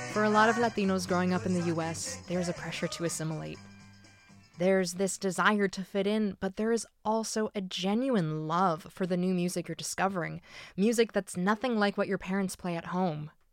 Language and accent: English; California, United States; was born and raised in California, but my family came here from Puerto Rico in the 80s